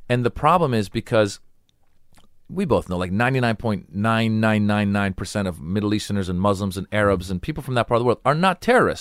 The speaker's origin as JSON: {"language": "English", "country": "United States", "tie": "born or raised there", "said": "I grew up in America"}